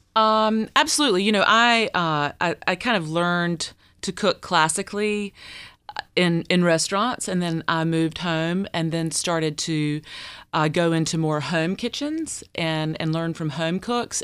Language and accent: English; Deep Run, North Carolina, United States; I grew up in Deep Run.